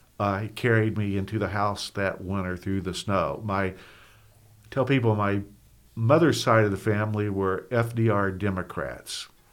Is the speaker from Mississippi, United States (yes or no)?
no; Maysville, Kentucky, United States; I'm a native of Maysville, January 5th, 1951, so I'm 71 years of age.